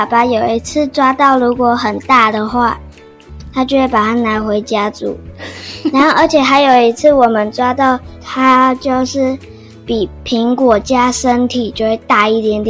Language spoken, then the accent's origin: Chinese; Hualien County, Taiwan; 我从花莲生出来的。